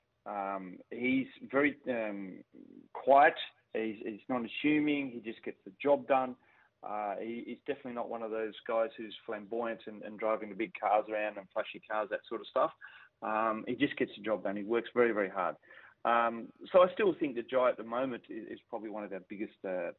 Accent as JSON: {"language": "English", "region": "northern New South Wales", "country": "Australia", "tie": "born or raised there", "moved": "as an adult", "lives_now": "Belgium", "said": "as an Australian, particularly from northern New South Wales, where I originally grew up"}